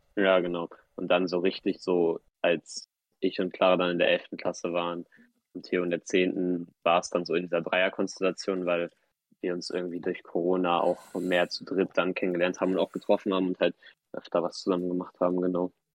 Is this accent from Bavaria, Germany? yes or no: no; Hamburg, Germany; in Hamburg zur Schule gegangen die ganze Zeit